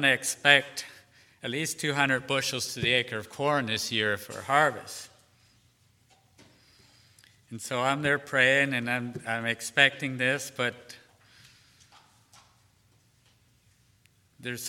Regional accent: Pennsylvania, United States; now in Shenandoah Valley, United States; I grew up in Pennsylvania

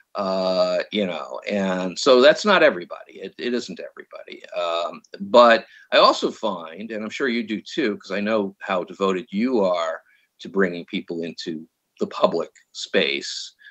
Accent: New York, United States; moved away as an adult; also born or lived in San Francisco, California; now in California, United States; I'm from New York

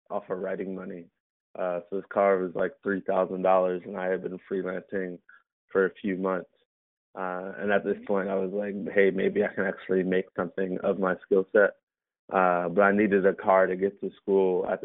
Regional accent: Baltimore, Maryland, United States; Um, I'm from uh, Baltimore, Maryland.

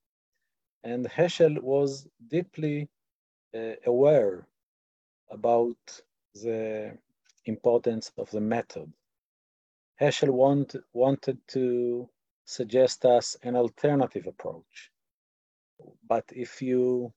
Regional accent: Israel; accent: Israeli; English is a second language; my Israeli accent

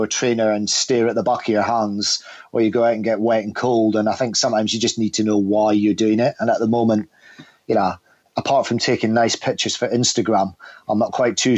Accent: the north of Scotland, United Kingdom; from the north of Scotland, and was quite sort of a challenging individual at school

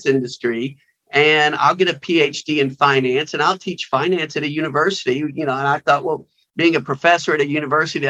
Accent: Huntsville, Alabama, United States; I grew up in Alabama, Huntsville, Alabama

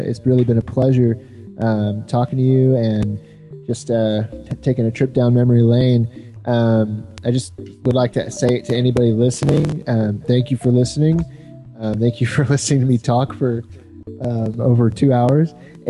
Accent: Texas, United States; I'm from Texas.

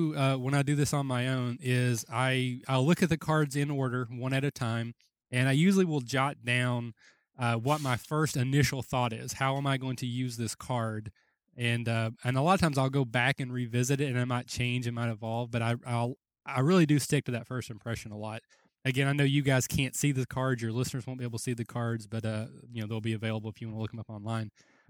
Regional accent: Kentucky, United States; again, I'm from Kentucky

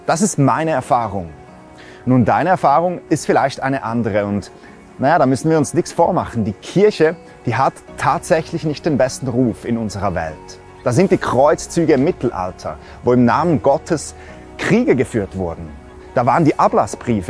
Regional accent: Switzerland; Bei uns in der Schweiz

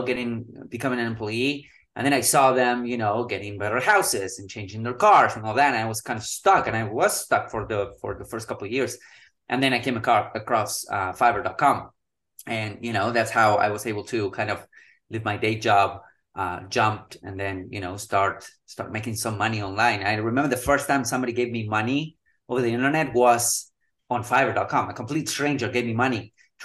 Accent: Patagonia, Argentina; moved away; I'm originally from Argentina. We were living in Patagonia, so it got really, really cold.

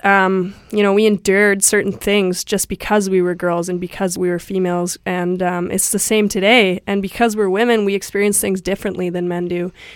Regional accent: Aldergrove, British Columbia, Canada; I grew up in Alder Grove, and Alder Grove is a small town

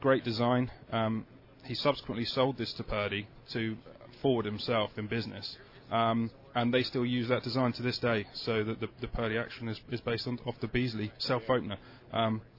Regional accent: London, United Kingdom; we're from London

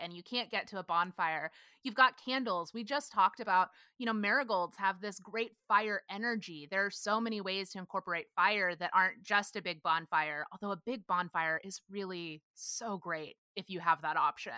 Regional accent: Granbury, Texas, United States; moved away as an adult; now in Los Angeles, United States; growing up in Granbury, we had, there were people buried in the cemetery out by my house

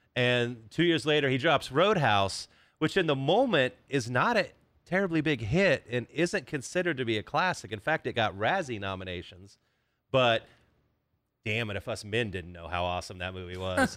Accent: Kansas, United States; I am from Kansas

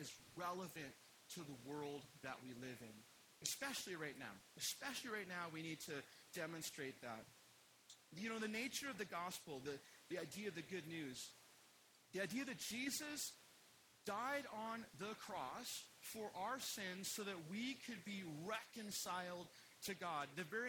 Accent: Utah, United States; So yeah, so I'm from Utah, and I just discovered my dad's suicide a few years ago.

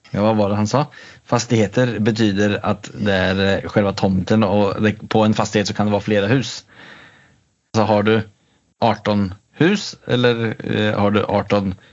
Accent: Sweden; now in Norway; För jag är ju svensk till trots för mitt eh, talfel och att jag har bott i Norge i 11 år.

